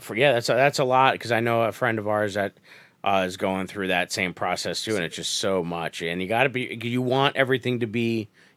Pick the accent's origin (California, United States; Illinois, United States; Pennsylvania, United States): Pennsylvania, United States; Scranton; But like, I'm from Scranton.